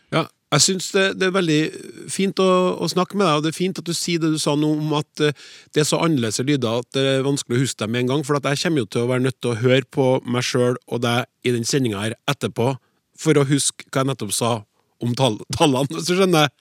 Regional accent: Norway; first language Norwegian; som nordmenn flest, med norsk som hovedmål

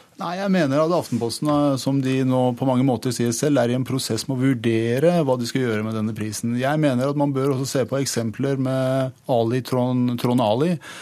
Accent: Iran; now in Norway; jeg er født i Iran, oppvokst i Iran

